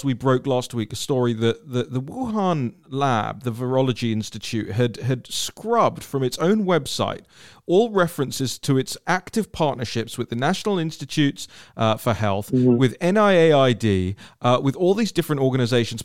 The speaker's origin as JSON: {"language": "English", "region": "London", "country": "United Kingdom", "tie": "born or raised there", "said": "I'm a Londoner, as many people know, and I grew up in a, you know, in a city that has that same, you know, that same dynamic"}